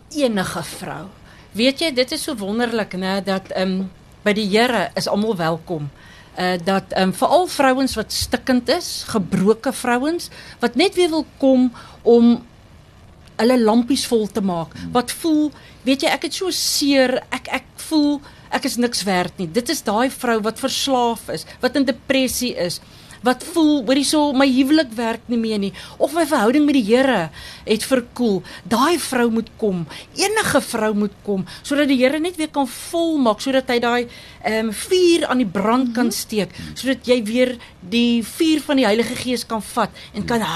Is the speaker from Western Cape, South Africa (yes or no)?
no; Thabazimbi, Limpopo, South Africa; moved away as an adult; also born or lived in Barberton; now in Lowveld, South Africa; Ek is gebore in Tabazimbi, 'n pragtige myndorpie, 'n bosveld dorp. Ek het groot geword op die mm. plaas